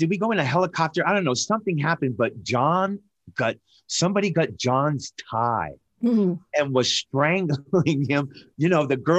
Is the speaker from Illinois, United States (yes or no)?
no; Newport, Rhode Island, United States; it was Newport, Rhode Island. And we were Navy brats